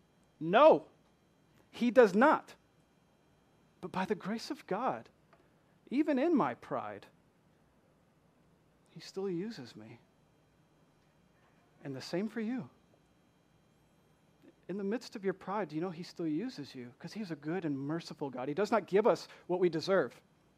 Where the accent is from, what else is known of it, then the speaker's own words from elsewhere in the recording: Michigan, United States; accent: southern; I am not from here. I'm from Michigan, although people from Michigan no longer say that I sound like I'm from Michigan. They say I'm from the deep south with my southern accent.